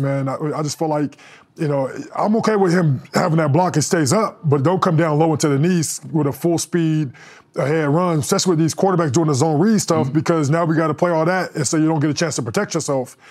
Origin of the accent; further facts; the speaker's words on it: Denver, Colorado, United States; I grew up in Denver